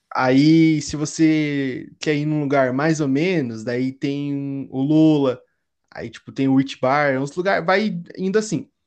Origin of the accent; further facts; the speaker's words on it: Curitiba, Paraná, Brazil; quando eu tô no meio de outros curitibanos